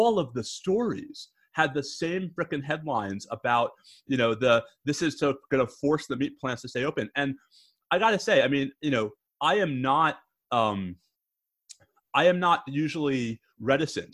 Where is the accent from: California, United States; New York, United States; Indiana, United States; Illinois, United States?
New York, United States; now in Austin, United States; my home state of New York